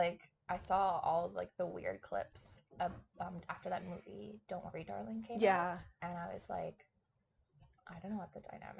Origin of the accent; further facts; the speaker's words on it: Canada; we're both Canadian.